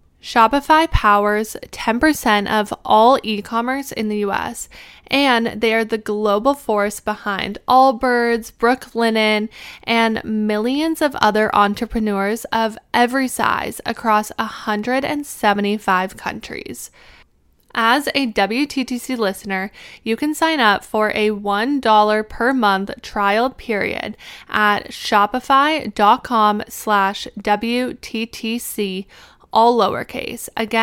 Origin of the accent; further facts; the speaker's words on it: Alberta, Canada; moved away as an adult; also born or lived in Arizona; now in Pittsburgh, United States; When I was 20 years old, I think, I moved from Alberta, Canada. I moved to Arizona to go to school.